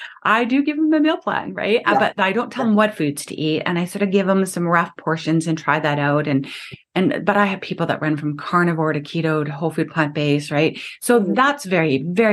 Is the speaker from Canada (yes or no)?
yes; Canada; I'm Canadian